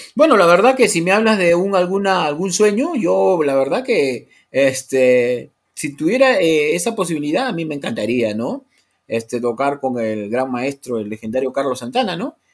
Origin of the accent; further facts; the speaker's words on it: Lima, Peru; soy de la costa, ¿no? Soy urbano, procedo de Lima